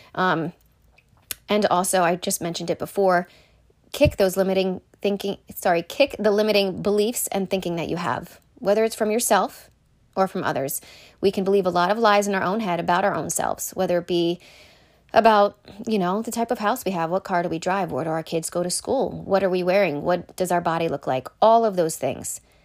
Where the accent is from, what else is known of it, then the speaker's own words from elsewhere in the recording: Shippensburg, Pennsylvania, United States; also born or lived in Connecticut; I am originally from Connecticut. and I moved to Pennsylvania in third grade because my mom was originally from Pennsylvania. So we moved to Shippensburg when I was in third grade